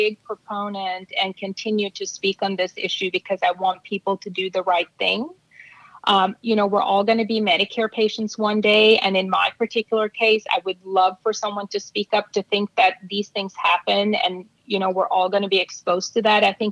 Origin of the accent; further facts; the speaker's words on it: Norway; moved away; I'm from Norway